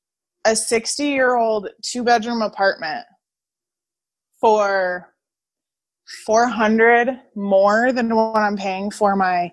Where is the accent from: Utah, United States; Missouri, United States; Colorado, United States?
Colorado, United States; Denver; now in North Carolina, United States; I grew up in Denver.